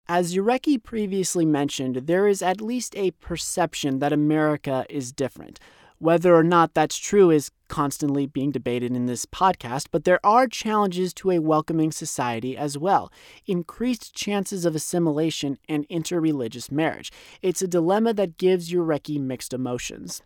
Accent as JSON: {"language": "English", "town": "Thousand Oaks", "region": "California", "country": "United States", "tie": "born or raised there", "moved": "yes", "said": "It happened in my hometown"}